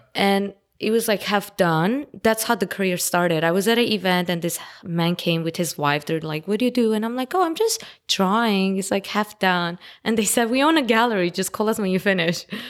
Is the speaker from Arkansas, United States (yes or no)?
no; Los Angeles, California, United States; English is a second language; also born or lived in Armenia; I'm basically local L A, 'cause I've been living here since I was ten